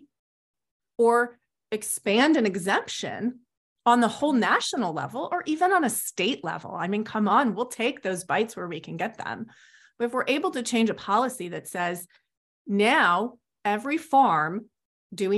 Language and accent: English; United States